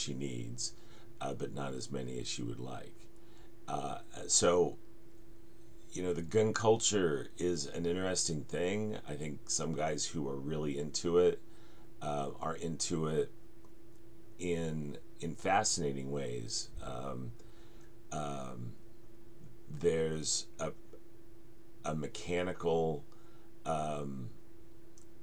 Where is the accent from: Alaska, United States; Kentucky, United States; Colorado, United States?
Colorado, United States; Denver; moved away; growing up in the Denver suburbs.